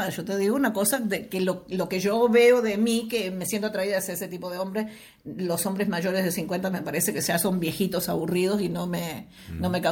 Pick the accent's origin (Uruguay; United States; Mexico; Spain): Uruguay; born there; moved away; yo hace muchos años que no vivo en Uruguay, 50 eh, años que no vivo en Uruguay, aunque es mi país natal.